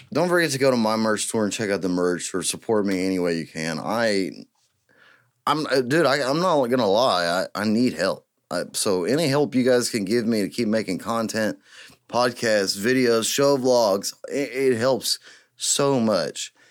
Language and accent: English; East Texas, United States; I am from East Texas, and I was born and raised in East Texas